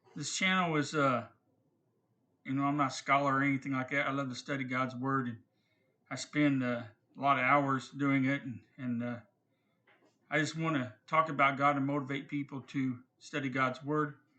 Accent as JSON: {"language": "English", "country": "United States", "said": "I'm an American"}